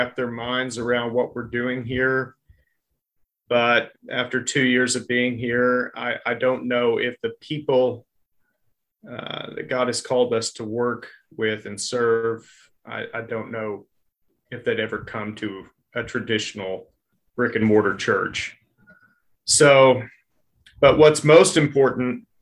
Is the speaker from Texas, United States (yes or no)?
yes; Texas, United States; now in Hot Springs, United States; I'm a Texan